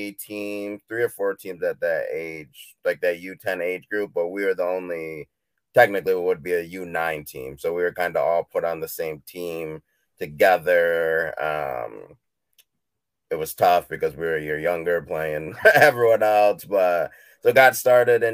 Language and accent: English; Midland, Michigan, United States; also born or lived in Haiti; was adopted by a family here in Midland, Michigan, and then I've grown up here my whole life